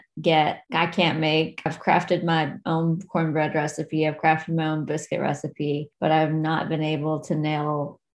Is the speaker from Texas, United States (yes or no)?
no; Logan County, West Virginia, United States; also born or lived in Abingdon, Virginia; now in Boston, United States; And I grew up in Logan County, which is next door to McDowell County